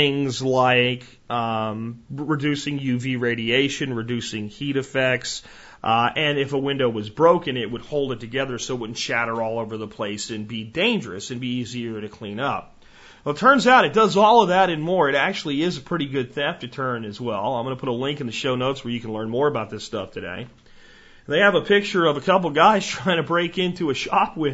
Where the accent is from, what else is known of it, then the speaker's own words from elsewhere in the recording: United States; proud to be an American.